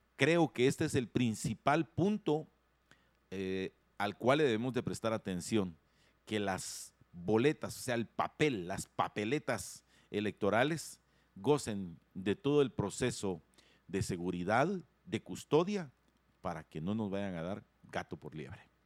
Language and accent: Spanish; Guatemala; eso somos nosotros los guatemaltecos